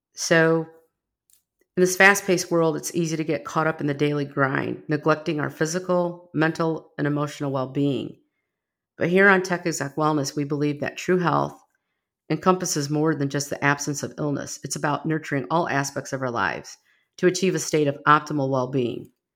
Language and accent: English; Rockford, Illinois, United States; now in Texas, United States; I grew up in Rockford, Illinois, just outside of Chicago, well, ninety miles from Chicago